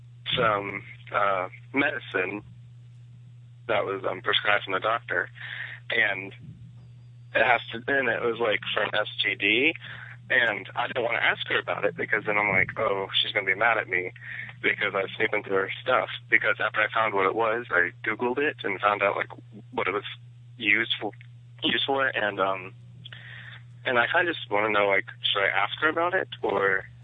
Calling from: Florida, United States; I'm calling from Florida.

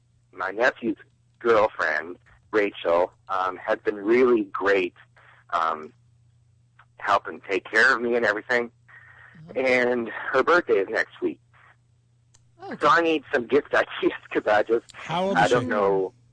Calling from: North Carolina, United States; Hey, Josh and Taya … from North Carolina.

